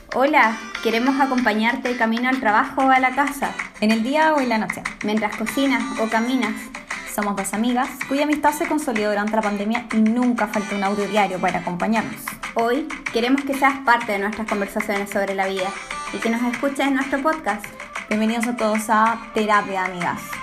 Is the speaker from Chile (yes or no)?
yes; northern Chile, Chile; moved away as an adult; now in Santiago, Chile; soy del norte de Chile, criada en el norte de Chile y ya llevo gran parte de, de mi adultez en Santiago